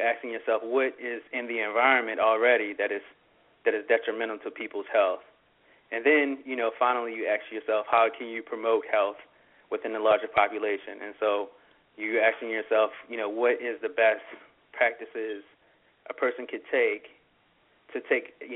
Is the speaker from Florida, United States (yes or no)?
no; Pumphrey, Maryland, United States; now in Philadelphia, United States; I grew up in a small community called Pumphrey, Maryland.